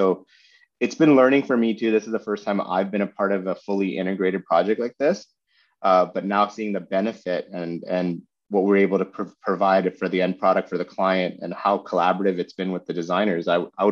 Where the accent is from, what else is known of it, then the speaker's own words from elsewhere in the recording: Vancouver, British Columbia, Canada; moved away as an adult; also born or lived in Seattle; I was born and raised in Vancouver